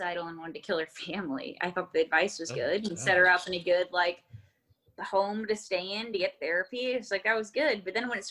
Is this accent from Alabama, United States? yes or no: no; Texas, United States; I was born in Texas